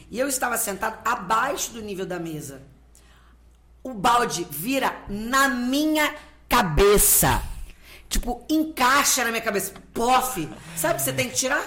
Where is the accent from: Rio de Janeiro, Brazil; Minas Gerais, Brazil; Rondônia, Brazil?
Rio de Janeiro, Brazil; pro Rio, que é onde eu nasci